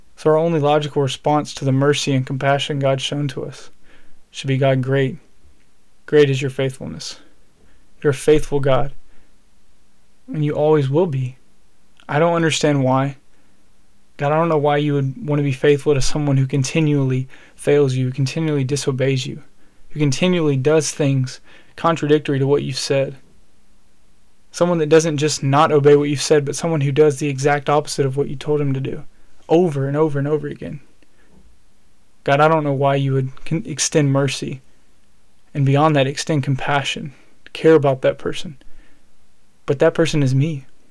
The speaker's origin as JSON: {"language": "English", "region": "Alabama", "country": "United States", "said": "I'm from Alabama and so we we we we eat good in the South"}